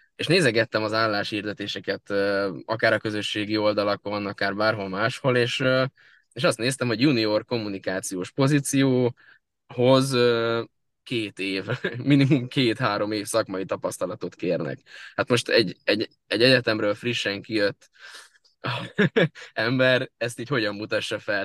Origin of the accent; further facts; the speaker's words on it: Solymár, Pest, Hungary; also born or lived in Budapest; Én Budapesten születtem, Solymáron élek születésem óta